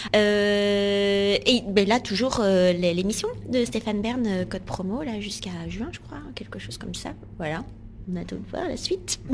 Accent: Bordeaux, Nouvelle-Aquitaine, France; moved away as an adult; now in Paris, France; suis née euh, à, Bordeaux et donc du coup j'ai grandi dans le sud-ouest.

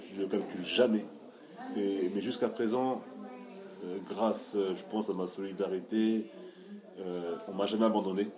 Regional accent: France; nous sommes français

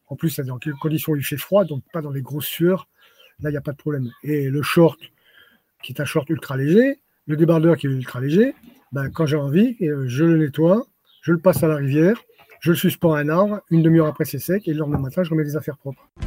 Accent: France; now in Montpellier, France; je suis né dans les Pyrénées, je suis un Pyrénéen

